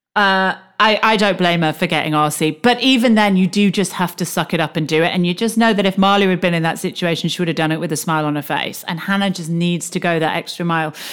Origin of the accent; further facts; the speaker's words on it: United Kingdom; accent: British; also born or lived in United States; we're British and we're living in the States